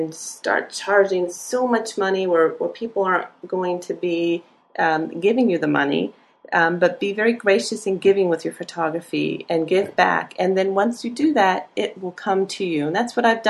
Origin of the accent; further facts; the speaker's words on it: Annapolis, Maryland, United States; now in Gainesville, United States; I'm from Annapolis